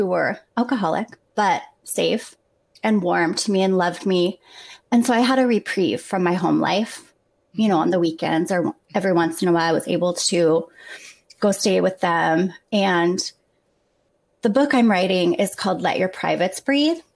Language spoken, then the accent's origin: English; Kent, Washington, United States; moved away as an adult; now in Minnesota, United States; I grew up in Kent, Washington